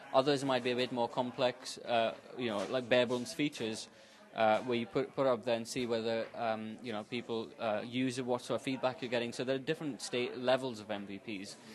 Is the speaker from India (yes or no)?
yes; India; moved away as an adult; now in Manchester, United Kingdom; I'm from India, half Portuguese, half Indian. Um, I moved to Manchester about four years ago.